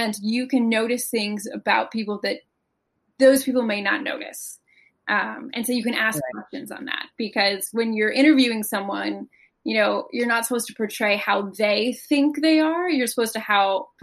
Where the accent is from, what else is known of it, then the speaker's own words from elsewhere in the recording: Connecticut, United States; I actually grew up in Connecticut, right outside of New York City